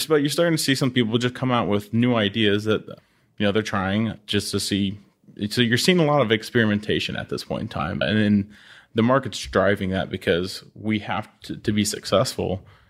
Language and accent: English; Oklahoma, United States; moved away as an adult; growing up in Oklahoma